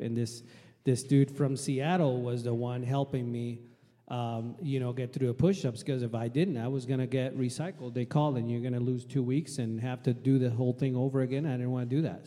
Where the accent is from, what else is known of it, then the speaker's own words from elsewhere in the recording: Puerto Rico; moved away as an adult; also born or lived in Logan, Utah; now in Washington, United States; I was uh, born and raised in Puerto Rico. Um, lived there till I finished my high school in 1995